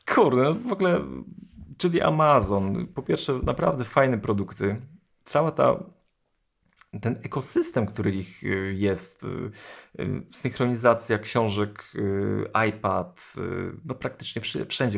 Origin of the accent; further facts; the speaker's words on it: Poland; jestem z Polski